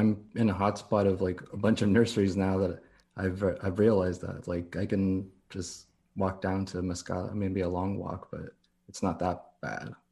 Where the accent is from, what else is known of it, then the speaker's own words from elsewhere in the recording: Downey, California, United States; also born or lived in La Puente, California / Anaheim Hills, California / Corona, California; now in Long Beach, United States; I'm born and raised here in California